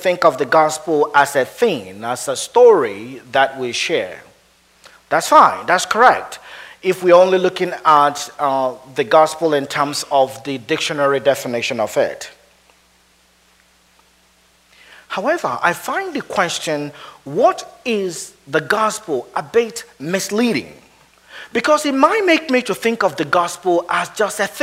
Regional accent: Nigeria; moved away as an adult; also born or lived in Edinburgh, Scotland / Wheaton, Illinois; now in Minnesota, United States; I grew up in Nigeria

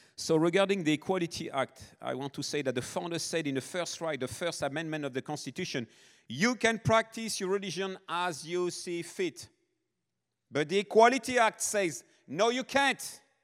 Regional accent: Nice, Provence-Alpes-Côte d'Azur, France; moved away; South of France, born and raised in France. Niece is my hometown

